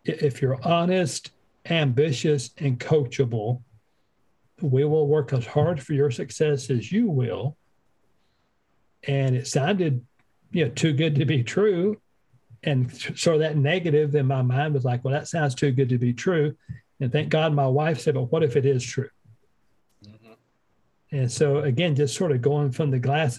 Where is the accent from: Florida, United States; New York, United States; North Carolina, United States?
North Carolina, United States; Western; moved away as an adult; also born or lived in North Dakota; We're from Western North Carolina